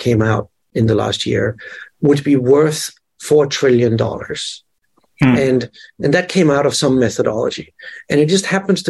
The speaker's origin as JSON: {"language": "English", "country": "Denmark", "tie": "born or raised there", "second_language": "English", "moved": "yes", "lives_now": "New York, United States", "said": "I'm from Denmark, and I grew up with one channel"}